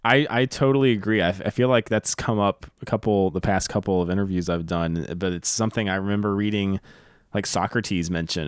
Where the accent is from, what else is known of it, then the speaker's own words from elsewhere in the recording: the South, United States; now in Los Angeles, United States; I'm from the South